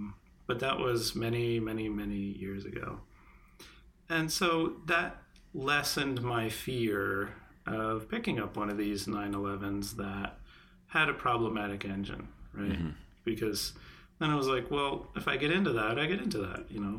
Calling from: Connecticut, United States; I am in the New England area. I'm calling in from Connecticut.

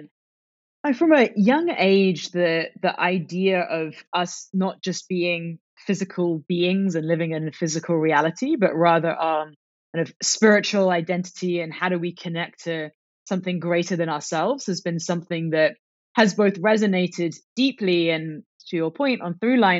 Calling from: Oakland, California, United States; I am in Oakland, California.

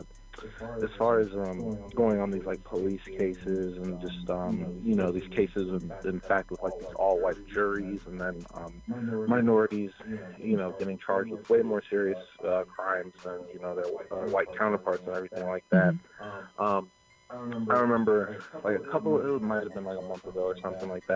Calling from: Parma Heights, Ohio, United States; I'm calling from Parma Heights.

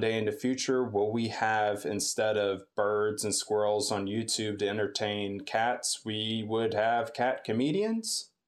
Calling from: Delaware, United States; from Delaware.

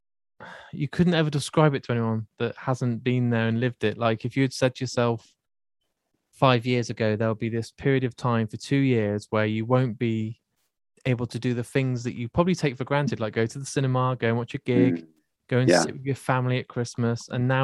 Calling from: West Midlands, United Kingdom; The UK, so I'm in a place, Shropshire, which you probably don't know, but I remember the closest place you played to us is Wolverhampton.

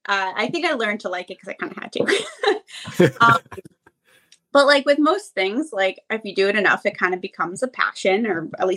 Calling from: Pennsylvania, United States; Yeah, so I'm calling from Pennsylvania.

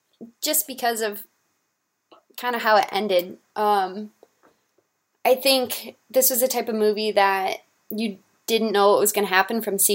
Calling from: Notre Dame, Indiana, United States; I'm in my apartment just off campus in Notre Dame.

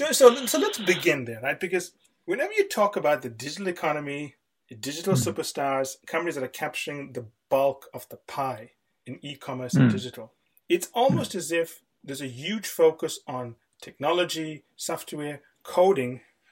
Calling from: Los Angeles, California, United States; and I'm calling in from Los Angeles, where it's very warm.

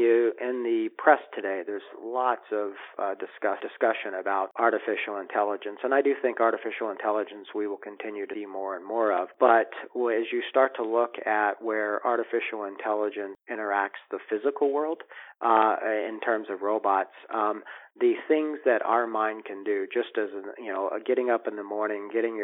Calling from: Bellevue, Washington, United States; I'm calling you from Bellevue, near Seattle today.

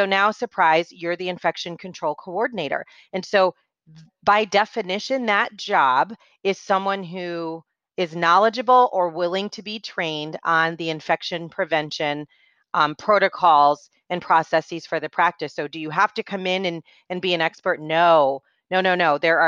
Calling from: Atlanta, Georgia, United States; So I am joining you from Atlanta, Georgia.

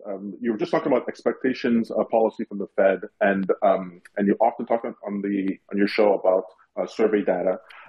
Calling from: Montreal, Quebec, Canada; I'm from Montreal. My wife and I love your show.

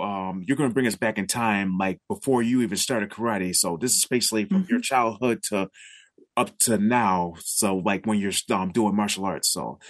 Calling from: Sanford, Maine, United States; Of course, I'm coming from Sanford, Maine.

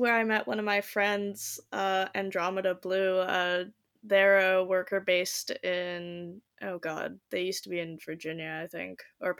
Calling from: Delta, British Columbia, Canada; I'm joining you from Delta, so like one of the suburbs in Vancouver, essentially.

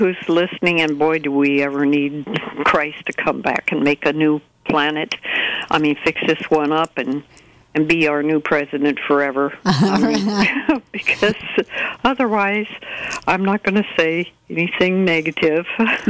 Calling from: Fort Bragg, California, United States; I'm calling from Fort Bragg

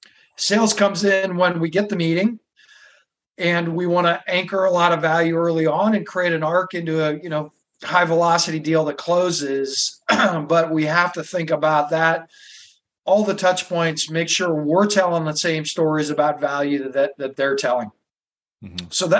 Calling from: Boston, Massachusetts, United States; In Boston. I moved here like 20 years ago, and sometimes the spring, early summer is beautiful

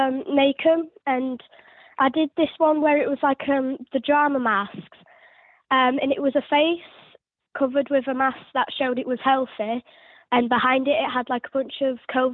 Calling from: Mexborough, Yorkshire and the Humber, United Kingdom; I'm calling from Mexborough.

